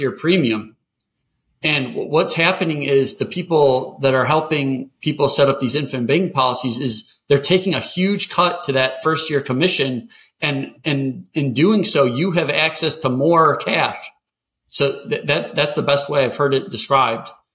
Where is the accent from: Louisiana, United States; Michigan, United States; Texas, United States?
Michigan, United States; moved away; also born or lived in North Carolina; I grew up in Michigan